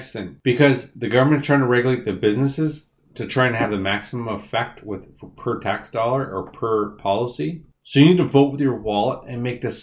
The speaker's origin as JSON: {"language": "English", "town": "Winnipeg", "region": "Manitoba", "country": "Canada", "moved": "as an adult", "said": "I'm from Winnipeg."}